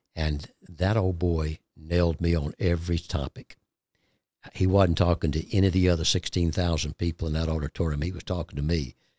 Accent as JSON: {"language": "English", "region": "Georgia", "country": "United States", "tie": "born or raised there", "said": "we came back into my hometown in Georgia"}